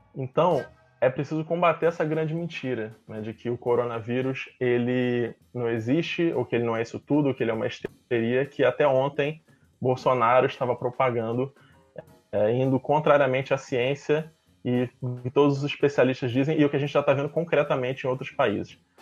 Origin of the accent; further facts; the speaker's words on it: Rio de Janeiro, Brazil; um bairro aqui no Rio de Janeiro, bairro de Campo Grande, no subúrbio, perto de onde eu fui criado e passei parte da minha adolescência